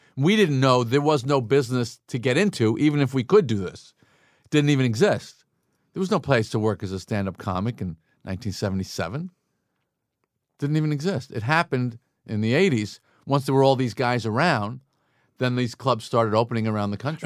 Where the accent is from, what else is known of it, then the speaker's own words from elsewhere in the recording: Long Island, New York, United States; growing up on Long Island